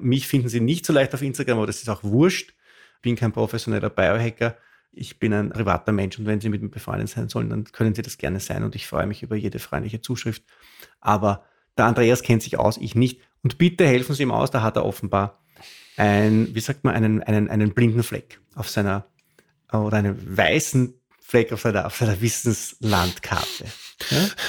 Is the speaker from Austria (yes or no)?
yes; Austria; ich als Österreicher